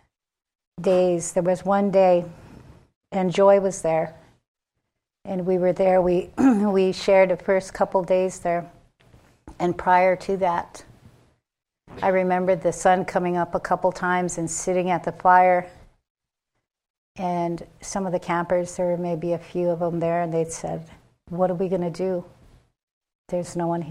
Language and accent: English; Rosebud, South Dakota, United States; I'm Sichangu Lakota from Rosewood, South Dakota